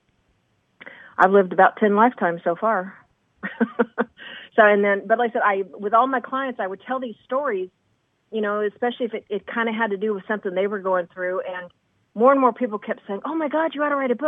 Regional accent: Indiana, United States; moved away as an adult; also born or lived in New York City / Huff, Kentucky (family); now in Los Angeles, United States; I grew up in Indiana

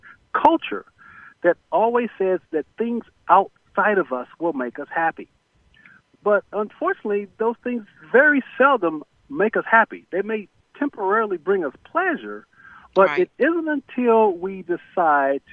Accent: Corpus Christi, Texas, United States; I was born in Corpus Christi, Texas, and we were basically the poster children for poverty back in the 60s

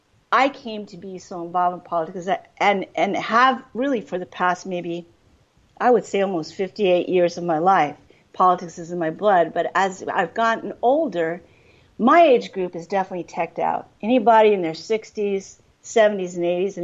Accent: Cochise County, on the Mexican border, Arizona, United States; I grew up on the Mexican border in Cochise County

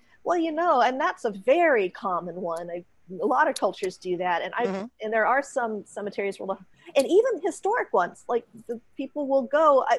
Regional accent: West Coast, United States; now in North Texas, United States; I grew up on the West Coast.

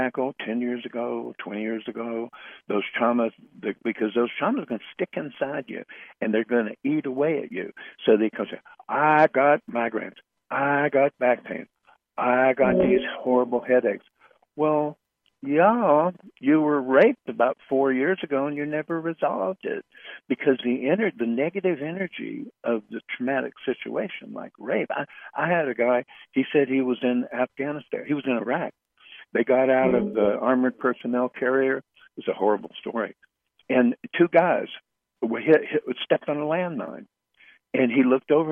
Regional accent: United States; I'm American.

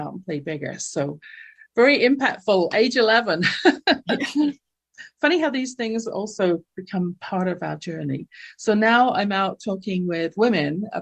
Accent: London, United Kingdom; now in Calgary, Canada; growing up in my household in London, England, you can tell from my accent, I wasn't born in North America

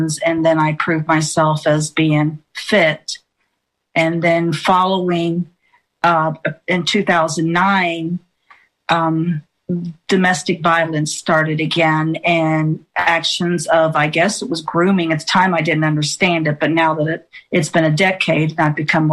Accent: West Virginia, United States; I'm from West Virginia

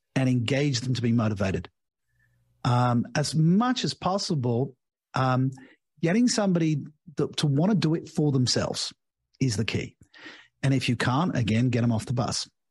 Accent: United Kingdom; moved away as an adult; also born or lived in Australia / Asia; now in Portugal; I'm British by birth

